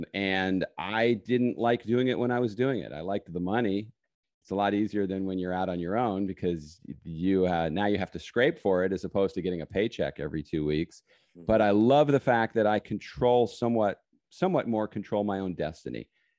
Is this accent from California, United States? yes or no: yes; California, United States; also born or lived in New York; No. I was originally born in New York. I grew up on the West Coast in California.